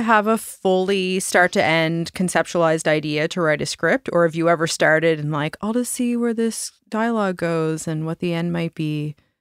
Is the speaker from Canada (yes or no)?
yes; Nova Scotia, Canada; we're also all from small town Nova Scotia